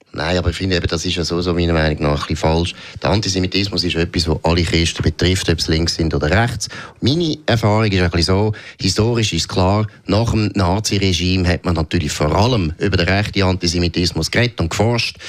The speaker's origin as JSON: {"language": "German", "country": "Switzerland", "said": "Haben wir je als Schweizer"}